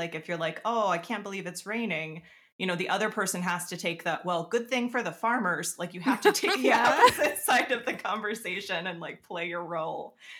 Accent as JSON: {"language": "English", "region": "Nebraska", "country": "United States", "tie": "born or raised there", "also_born_or_lived": "Western Pennsylvania", "moved": "yes", "lives_now": "Iowa, United States", "said": "I live in Iowa. I grew up in Nebraska, so I have a wide range of Midwestern experiences."}